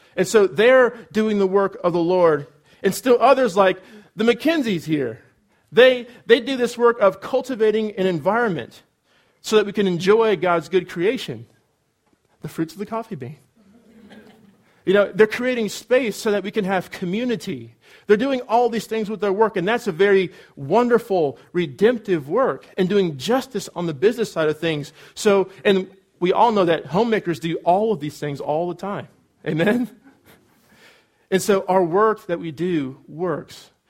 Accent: California, United States; moved away as an adult; also born or lived in Cedarville, Ohio; I'm from California, and so it's warm there

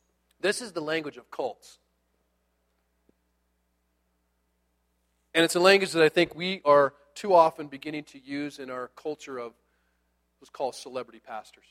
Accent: United States; I'm an American

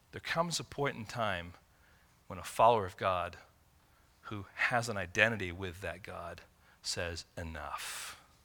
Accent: Michigan, United States; growing up in Michigan

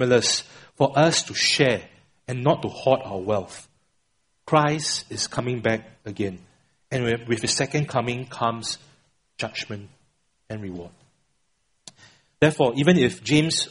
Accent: Singapore; I'm a Singaporean born and bred

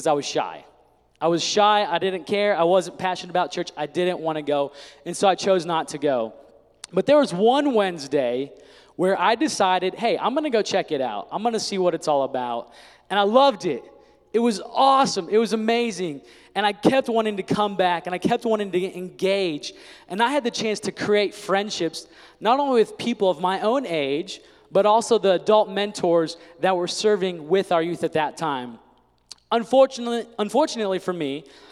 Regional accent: Indiana, United States; I grew up in Indiana

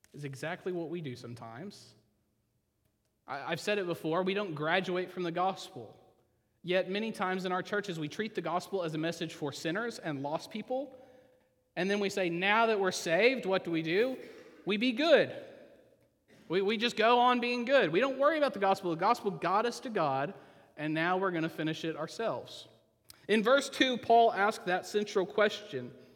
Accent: Oklahoma, United States; I'm from Oklahoma

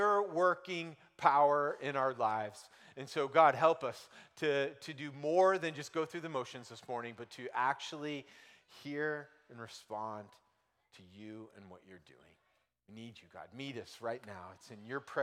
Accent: United States; I grew up in America

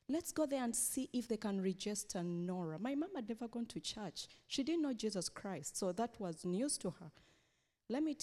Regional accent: Uganda; I come from Uganda

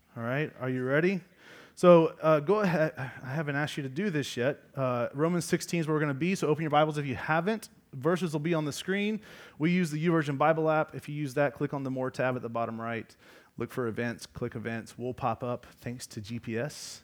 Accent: Georgia, United States; I'm, I'm from Georgia

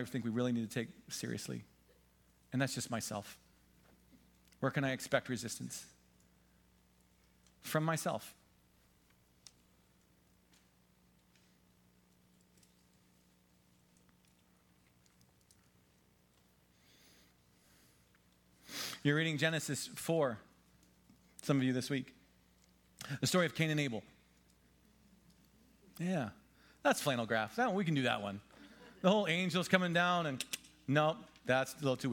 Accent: Pennsylvania, United States; I'm from Pennsylvania

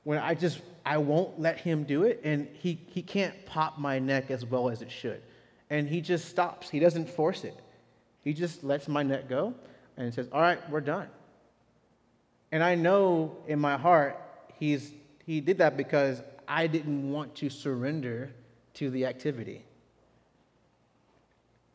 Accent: Texas, United States; as a Texan

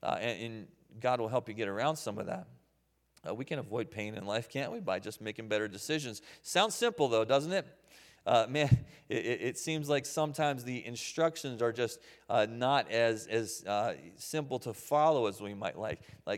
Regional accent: Waynesboro, United States; And I grew up here in Waynesboro, and we lived on Henry Avenue at the time, out behind Roses.

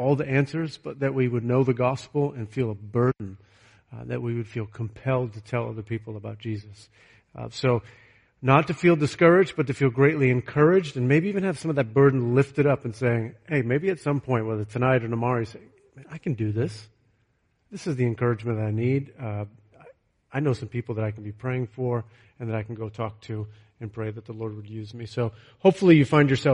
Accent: Leominster, Massachusetts, United States; now in Nebraska, United States; growing up in Leominster and never heard the gospel at all growing up in our home

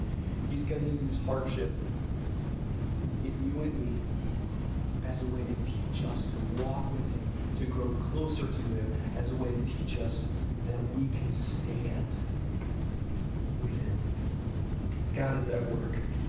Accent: United States; we as the American church and we as American churchgoers

